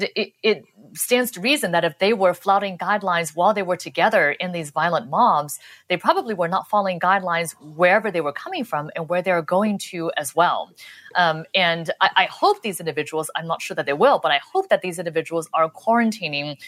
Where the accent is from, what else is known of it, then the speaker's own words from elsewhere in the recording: Los Angeles, California, United States; moved away; I'm from I grew up in Los Angeles